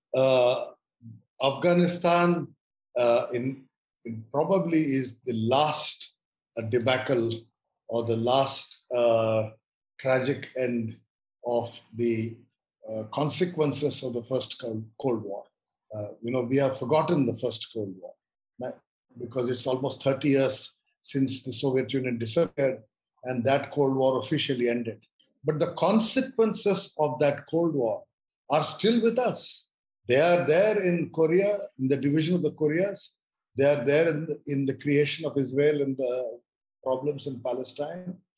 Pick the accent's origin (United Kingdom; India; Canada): India; I look at all of these issues as an Indian, i do not claim to be anything beyond being an Indian